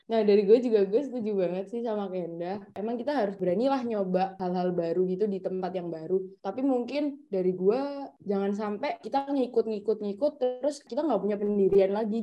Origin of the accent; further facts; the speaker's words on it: Surabaya, East Java, Indonesia; accent: medok; moved away as an adult; now in Depok, Indonesia; gue selalu kayak di Surabaya